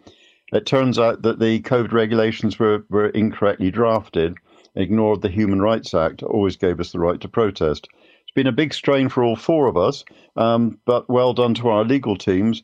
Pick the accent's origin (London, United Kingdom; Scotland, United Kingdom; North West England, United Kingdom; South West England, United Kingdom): South West England, United Kingdom; Bristol; I grew up in St. Paul's and I still live here.